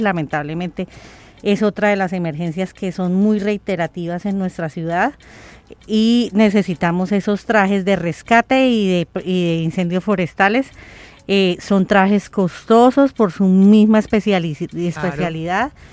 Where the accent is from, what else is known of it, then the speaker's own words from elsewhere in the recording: Colombia; todos somos colombianos